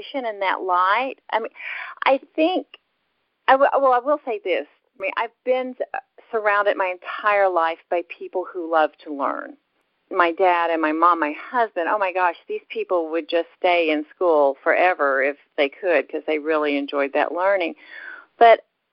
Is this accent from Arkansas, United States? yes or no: yes; Dardanelle, Arkansas, United States; also born or lived in Birmingham, Alabama / Russellville, Arkansas; I grew up in the River Valley area in Arkansas. I was born in Birmingham, Alabama, but when I was three, my parents moved to a little town in Arkansas called Dardanelle